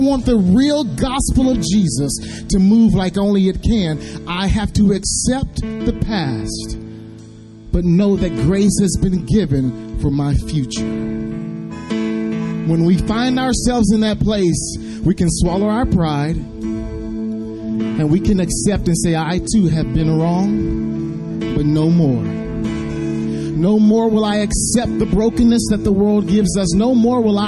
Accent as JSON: {"language": "English", "town": "Waldo", "region": "Arkansas", "country": "United States", "tie": "born or raised there", "also_born_or_lived": "Nashville area", "moved": "yes", "said": "I am a native of Arkansas, so it is awesome to be home, to be in the streets today where I grew up in Waldo, Arkansas"}